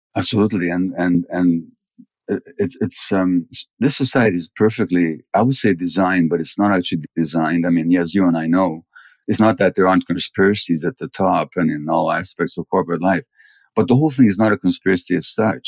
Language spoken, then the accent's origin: English; Budapest, Hungary; I was born in January 1944 in Budapest